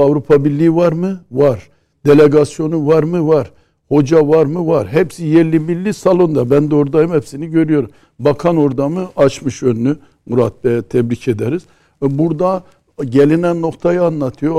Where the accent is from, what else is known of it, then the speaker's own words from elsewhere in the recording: Erzurum, Turkey; evde bir Erzurumlu olarak